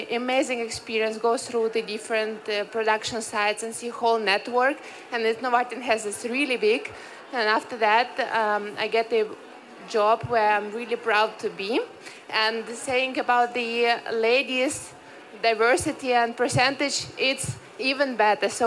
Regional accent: Ukraine; moved away; I'm coming from Ukraine, I was a fresh graduate.

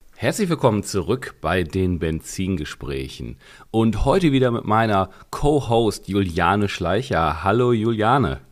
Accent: Ruhr area, North Rhine-Westphalia, Germany; ich bin aus dem Ruhrgebiet, da kennt man T. Meyer

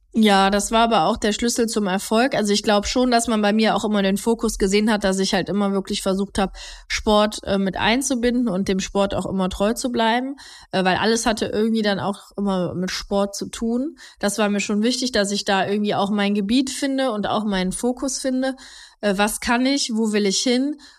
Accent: Heinsberg, North Rhine-Westphalia, Germany; nee, ich bin nicht gebürtige Mönchengladbacherin. Ich komme eigentlich aus, äh, aus Heinsberg

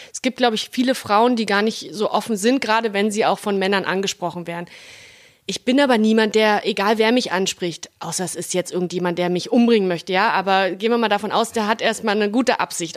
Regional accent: Berlin, Germany; accent: Berliner Schnauze; ich bin ja Berlinerin, Urberlinerin, ich bin hier groß geworden

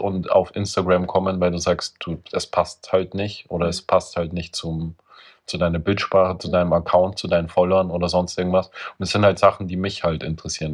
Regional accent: Austria; Ich war halt als Österreicher auf einer deutschen Schule.

